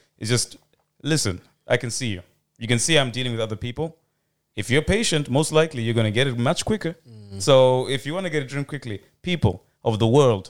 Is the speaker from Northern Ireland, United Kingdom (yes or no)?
no; London, United Kingdom; also born or lived in Zimbabwe; I'm from London and Zimbabwe as well.